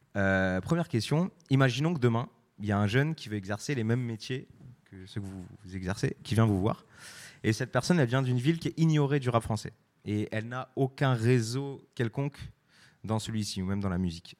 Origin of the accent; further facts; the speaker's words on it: Brest, Brittany, France; je suis de Brest, et vraiment Brest, c'est le bout